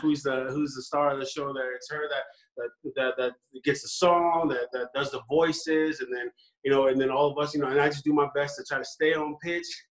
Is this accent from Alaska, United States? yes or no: yes; Alaska, United States; also born or lived in San Francisco, California / Hawaii; now in Las Vegas, United States; I was born in San Francisco and then we moved up to Alaska in like '98 of November